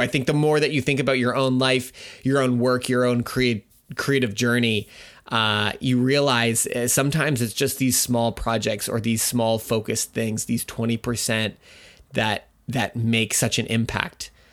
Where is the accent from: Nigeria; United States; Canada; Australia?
Canada; I'm Canadian